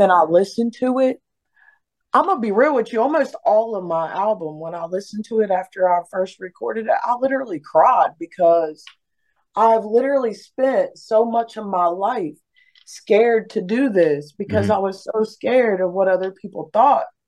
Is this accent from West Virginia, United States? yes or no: yes; Beckley, West Virginia, United States; moved away; I was born and raised in West Virginia, Beckley, West Virginia.